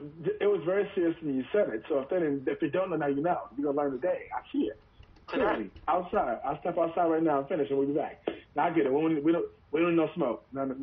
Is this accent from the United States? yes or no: yes; Atlanta area, Georgia, United States; I went to Riverdale High School and I graduated in 2004.